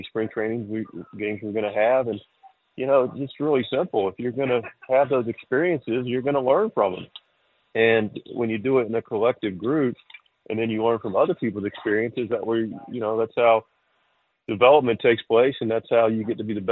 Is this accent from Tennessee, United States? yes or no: no; Charlotte, North Carolina, United States; now in Eastern North Carolina, United States; I grew up in Charlotte without a real love for country music at all. And now I'm in Eastern North Carolina